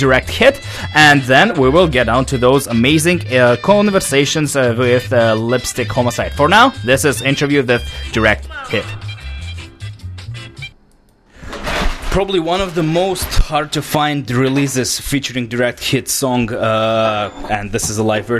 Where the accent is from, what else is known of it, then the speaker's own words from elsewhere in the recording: Russia; now in Vancouver, Canada; back home in Russia, in my hometown